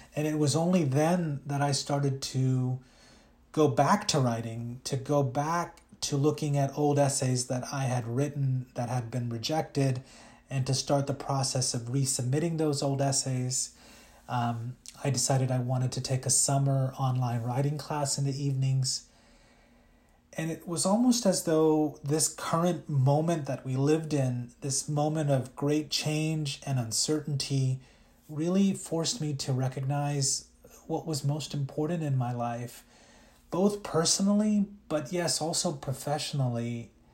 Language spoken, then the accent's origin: English; Louisiana, United States; English is a second language; also born or lived in India; I was raised in a very small town in Louisiana